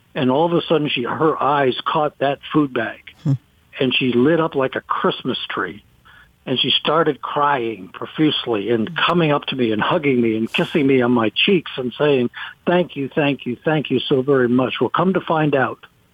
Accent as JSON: {"language": "English", "country": "United States", "said": "I'm from America"}